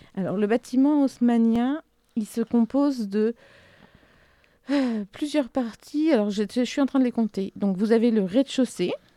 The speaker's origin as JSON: {"language": "French", "area": "southern Ardennes", "region": "Grand Est", "country": "France", "said": "je viens du sud des Ardennes"}